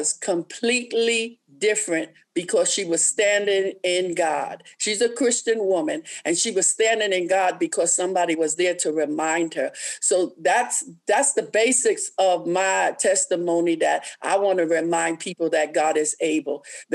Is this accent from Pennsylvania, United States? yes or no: no; New York, United States; moved away as an adult; also born or lived in Columbia, South Carolina; I live in South Carolina, in Columbia at the time, and I'm from New York